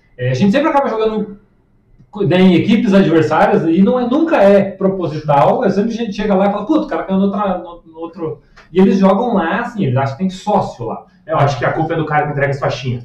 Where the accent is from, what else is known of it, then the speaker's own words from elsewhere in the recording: Curitiba, Paraná, Brazil; eu sou curitibano